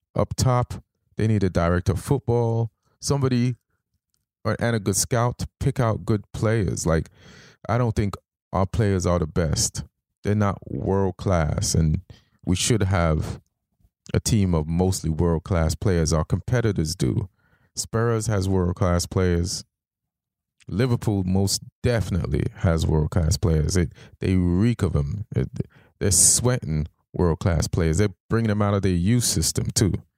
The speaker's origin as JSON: {"language": "English", "country": "Jamaica", "tie": "born or raised there", "said": "I, I grew up in Jamaica"}